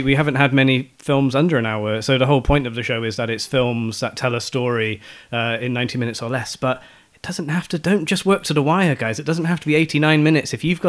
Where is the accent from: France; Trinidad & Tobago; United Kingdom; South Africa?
United Kingdom; Bristol, South West England; I was doing a summer job in my hometown of Bristol